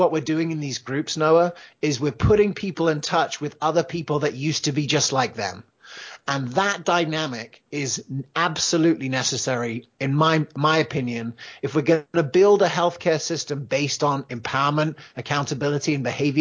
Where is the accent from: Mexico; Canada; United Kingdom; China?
United Kingdom; England; also born or lived in United States; You could probably tell from my accent. I grew up in England